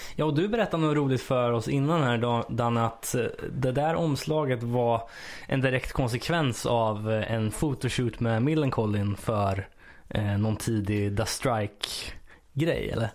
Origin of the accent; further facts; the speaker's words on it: Örebro County, Sweden; jag är ju uppväxt lite utanför Örebro